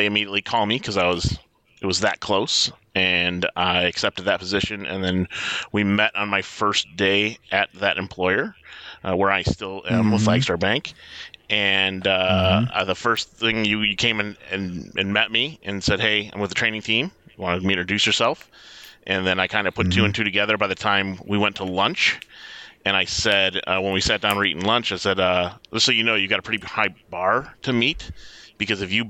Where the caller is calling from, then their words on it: Detroit, Michigan, United States; calling in from Metro Detroit